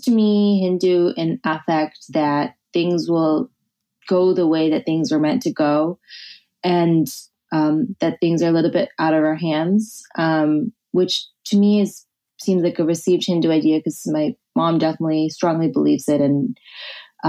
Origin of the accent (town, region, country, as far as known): New Jersey, United States; born or raised there; now in New York, United States